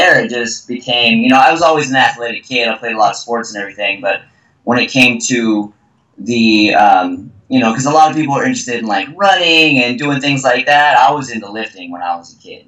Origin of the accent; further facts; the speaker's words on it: Texas, United States; moved away; I was raised, I'm from Texas originally, and I was raised in a family where we're kind of straightforward